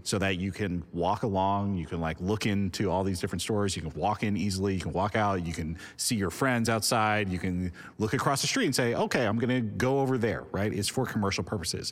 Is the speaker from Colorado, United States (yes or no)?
no; Los Angeles, California, United States; I grew up in Hollywood, in L